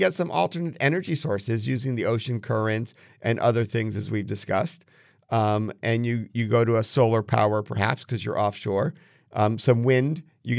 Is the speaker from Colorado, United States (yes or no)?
no; New Jersey, United States; I grew up in New Jersey, right?